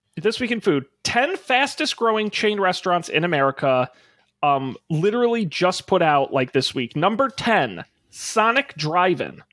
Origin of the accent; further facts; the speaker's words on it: Massachusetts, United States; I'm from Massachusetts